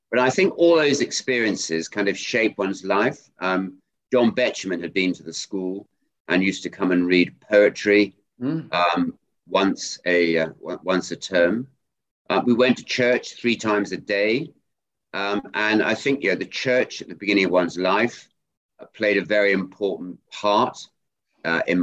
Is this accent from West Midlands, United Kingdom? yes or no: yes; Ludlow, West Midlands, United Kingdom; We grew up in Ludlow in Shropshire on a farm